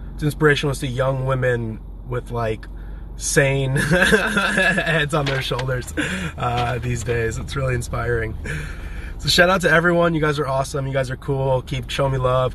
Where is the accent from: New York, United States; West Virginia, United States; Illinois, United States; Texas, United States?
Illinois, United States; Champaign; also born or lived in San Diego, California; now in Nashville, United States; I grew up in a fairly big town called Champaign, Illinois.